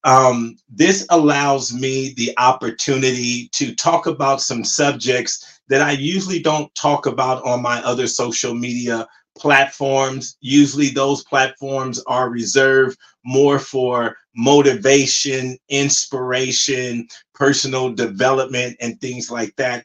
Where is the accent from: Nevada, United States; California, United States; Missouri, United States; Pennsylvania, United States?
California, United States; Compton; also born or lived in Pasadena, California; I'm originally from um, Compton, California, and I grew up in Compton back in the 80s